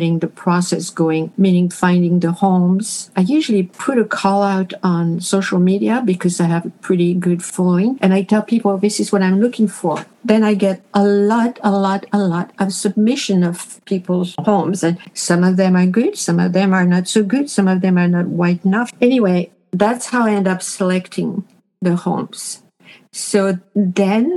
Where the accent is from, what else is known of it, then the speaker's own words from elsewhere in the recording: Paris, Île-de-France, France; moved away as an adult; also born or lived in Montreal, Canada / Quebec, Canada / Manitoba, Canada; now in Canada; I was born and raised in Paris